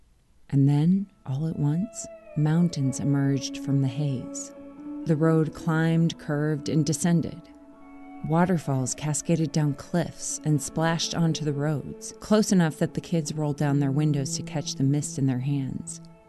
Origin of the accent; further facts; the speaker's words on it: Minnesota, United States; moved away as an adult; now in Oakland, United States; As a kid growing up in Minnesota